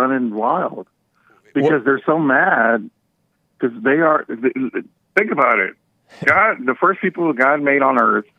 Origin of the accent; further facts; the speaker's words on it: Houston, Texas, United States; I was born here and my mom is Mexican and my dad is Mexican.